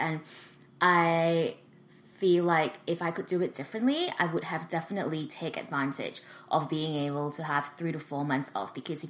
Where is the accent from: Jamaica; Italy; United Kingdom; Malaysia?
Malaysia; moved away as an adult; now in Sydney, Australia; So I went to the University of Sydney. I moved from Malaysia to Sydney specifically for that reason.